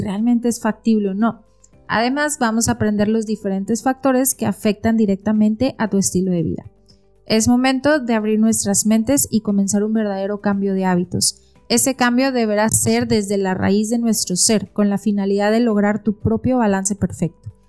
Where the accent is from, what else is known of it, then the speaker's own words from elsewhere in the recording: Mexico; soy nutrióloga mexicana